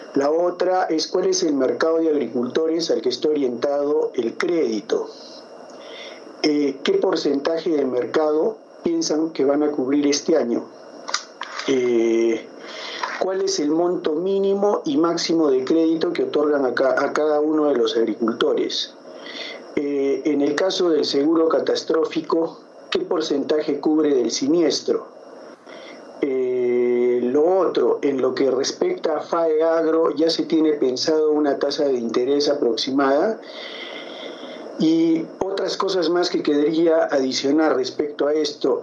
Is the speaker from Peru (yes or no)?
yes; Arequipa, Peru; yo soy de Arequipa, en Arequipa tenemos un desierto muy grande